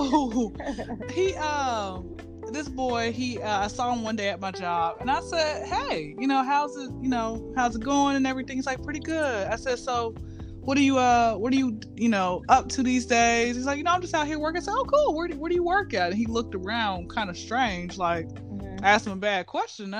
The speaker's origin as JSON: {"language": "English", "town": "Atlanta", "region": "Georgia", "country": "United States", "tie": "born or raised there", "said": "I'm from Atlanta, born and raised"}